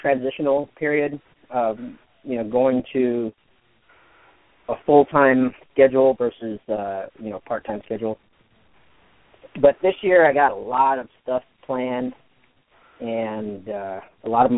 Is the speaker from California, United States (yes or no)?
yes; San Diego, California, United States; here in my hometown in San Diego, California